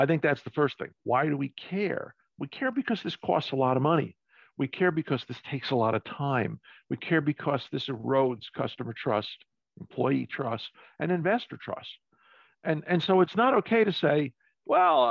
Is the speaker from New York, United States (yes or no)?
yes; New York City, New York, United States; I grew up in New York City.